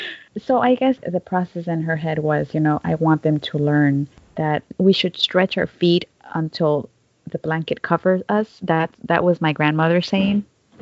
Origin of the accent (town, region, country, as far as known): Quito, Pichincha, Ecuador; born or raised there; also born or lived in Chicago, United States; now in Seattle, United States